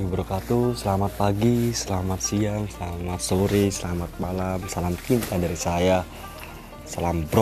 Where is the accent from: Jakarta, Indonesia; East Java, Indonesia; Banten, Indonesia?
East Java, Indonesia; Probolinggo; also born or lived in Malang; Saya dari Malang Kebetulan saya kuliah di Poltekkes Kemenkes Malang Asli dari Probolinggo, Jawa Timur